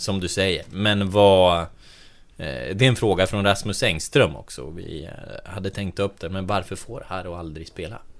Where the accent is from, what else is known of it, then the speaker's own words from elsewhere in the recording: Delsbo, Gävleborg County, Sweden; I eh, Delsbo, eller ja, i Hälsingland överlag, eh, där jag kommer ifrån